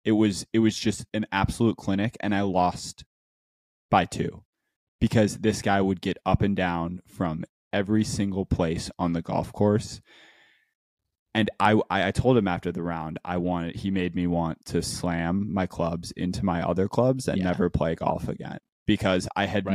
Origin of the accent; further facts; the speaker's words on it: United States; as an American